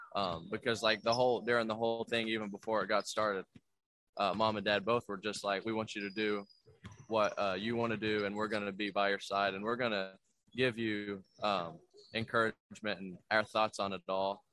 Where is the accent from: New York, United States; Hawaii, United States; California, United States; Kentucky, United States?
Kentucky, United States; I'm from Kentucky. I live an hour from Kentucky